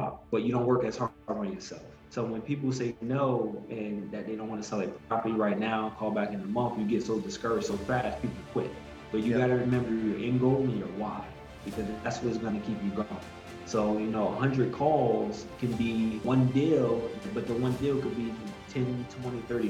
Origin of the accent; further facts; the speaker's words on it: Newark, New Jersey, United States; born and raised in Newark, New Jersey